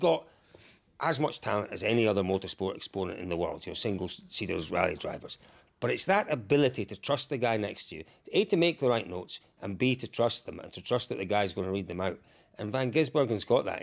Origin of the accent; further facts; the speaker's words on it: Scotland, United Kingdom; I'm from Scotland